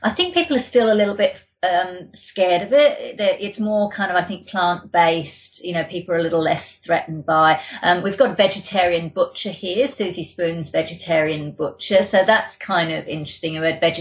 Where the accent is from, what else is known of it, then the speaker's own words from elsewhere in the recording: London, United Kingdom; now in Australia; I'm from the UK. I grew up in London.